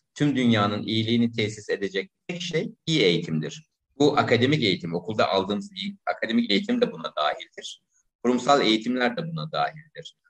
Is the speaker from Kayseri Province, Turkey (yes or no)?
no; İzmir, Turkey; moved away as an adult; also born or lived in Istanbul; En sonunda memleketim İzmir'e döndüm. Şu anda İzmir'de özel bir okulun insan kaynakları